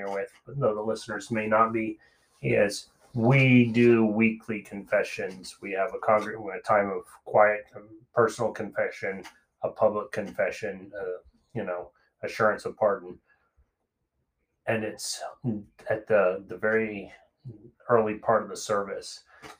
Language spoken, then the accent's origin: English; United States; us as American Christians